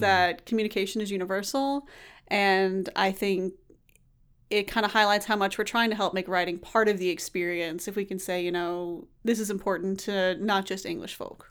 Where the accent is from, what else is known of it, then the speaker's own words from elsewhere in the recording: Tallahassee, Florida, United States; moved away; I'm from Tallahassee